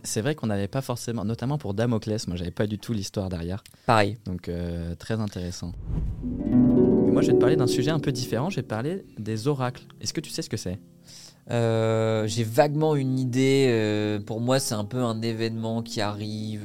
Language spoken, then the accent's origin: French; Vitry-sur-Seine, Île-de-France, France; also born or lived in Quimper, Brittany; je suis breton, né à Quimper, très fier. banlieusard, j'ai grandi à Vitry-sur-Seine, en région parisienne